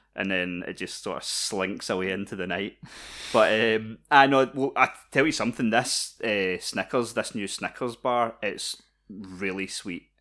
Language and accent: English; Scotland, United Kingdom; we're Scottish